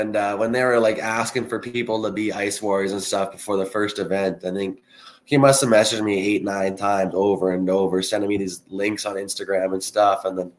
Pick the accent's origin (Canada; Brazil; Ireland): Canada; also born or lived in British Columbia / Jamestown, North Dakota / Westlock, Alberta; the same as every Canadian kid, and the whole family loves it. So at some point, you put on the skates and start playing. Played some junior hockey out in BC, and then did my college out at the University of Jamestown in North Dakota.